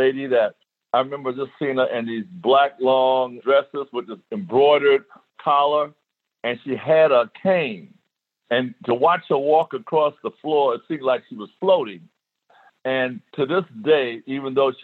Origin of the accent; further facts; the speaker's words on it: New York City, New York, United States; moved away as an adult; also born or lived in El Paso, Texas; growing up in the South Bronx in New York City